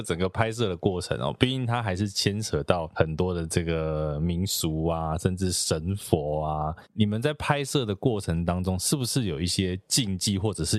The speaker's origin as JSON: {"language": "Chinese", "country": "Taiwan", "tie": "born or raised there", "also_born_or_lived": "Toucheng, Yilan, Taiwan", "said": "因为我就是一个都市长大的小孩。虽然我小时候曾经住过宜兰头城，可是那个也不算很真的很乡下啦。"}